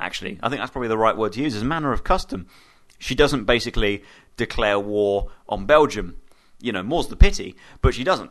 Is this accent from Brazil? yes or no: no; United Kingdom; I'm British and I'm a British citizen